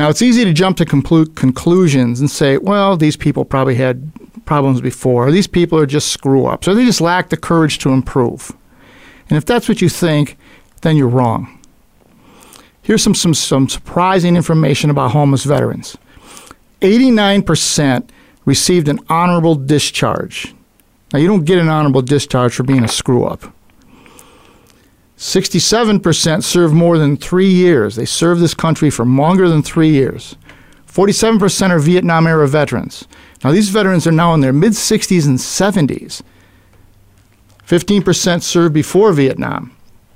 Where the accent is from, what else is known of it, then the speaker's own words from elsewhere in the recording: Buffalo, New York, United States; my hometown of Buffalo, New York